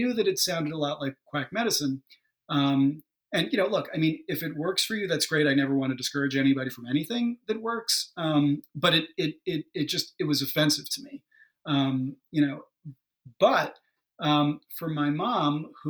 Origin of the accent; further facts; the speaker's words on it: New York suburbs, United States; I'm from New York, but, in the suburbs, like, half an hour or so outside of the city